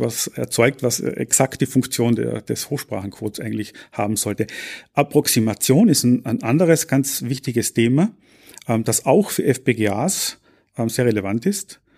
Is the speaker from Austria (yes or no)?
yes; Austria; moved away as an adult; also born or lived in Graz, Austria / North America; now in Paderborn, Germany; ich bin gebürtiger Österreicher